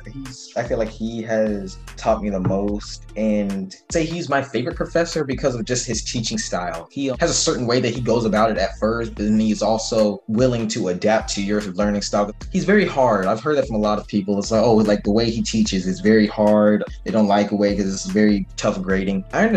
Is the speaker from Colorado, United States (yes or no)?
no; Hartwell, Georgia, United States; moved away as an adult; now in Valdosta, United States; I'm from Hartwell, Georgia. It's in Northeast Georgia. I graduated in 2017 from Hart County High School, and I started going to Valdosta State University in August 2017.